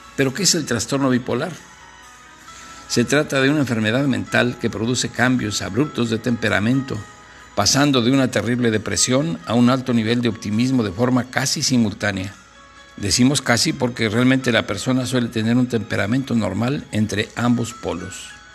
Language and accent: Spanish; Guanajuato, Mexico; de mi tierra allá de Guanajuato